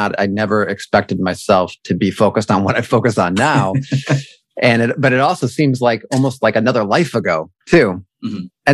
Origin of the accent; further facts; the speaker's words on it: Buffalo, New York, United States; moved away as an adult; I grew up in Buffalo, New York, and then moved to New York City to pursue a career as an actor when I graduated from college